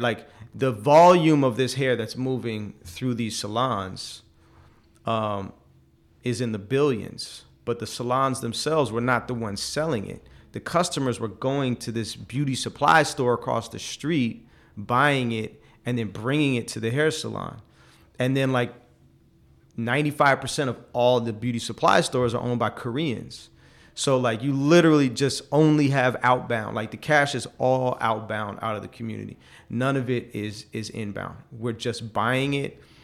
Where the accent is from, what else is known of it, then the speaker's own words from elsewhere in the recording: forty minutes from Silicon Valley, California, United States; also born or lived in China; I didn't know about Silicon Valley, even though I grew up, like, forty minutes from there